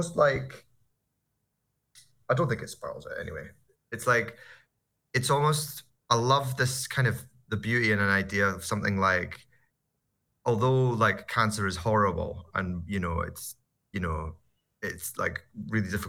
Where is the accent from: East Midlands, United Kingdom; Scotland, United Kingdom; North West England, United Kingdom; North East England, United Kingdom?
Scotland, United Kingdom; I'm Scottish